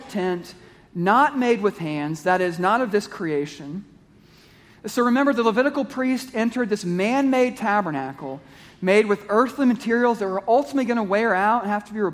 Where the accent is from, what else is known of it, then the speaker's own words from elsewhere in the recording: Kansas City, Missouri, United States; I grew up in Kansas City, Missouri, which is 45 minutes from Lawrence, Kansas